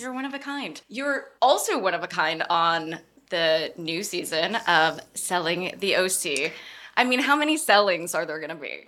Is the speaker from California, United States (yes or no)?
yes; Orange County, California, United States; I grew up in Orange County. It's not all luxury